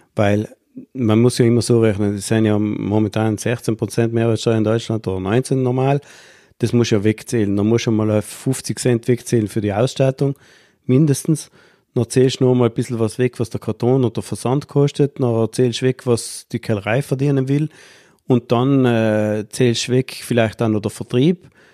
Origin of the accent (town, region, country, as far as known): South Tyrol, Trentino-Alto Adige, Italy